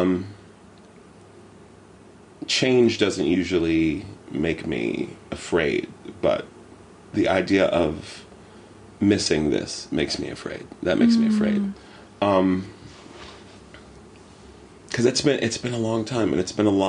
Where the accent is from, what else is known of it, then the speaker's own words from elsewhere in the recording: Morgantown, West Virginia, United States; accent: American; moved away as an adult; now in London, United Kingdom; I grew up in West Virginia, which I love